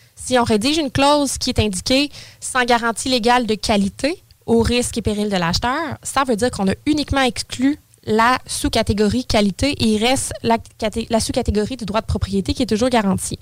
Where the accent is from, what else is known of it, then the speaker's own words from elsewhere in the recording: Saint-Apollinaire, Quebec, Canada; now in Lévis, Canada; J'ai toujours été sur la rive sud, originaire de Saint-Apollinaire